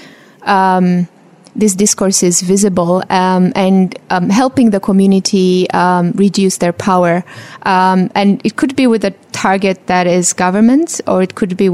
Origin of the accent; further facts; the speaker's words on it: Romania; moved away; I come originally from Eastern Europe, from Romania